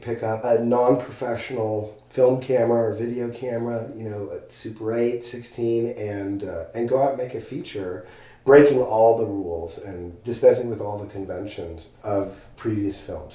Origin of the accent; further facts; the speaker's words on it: Los Angeles, California, United States; moved away as an adult; now in Marfa, United States; I am from Los Angeles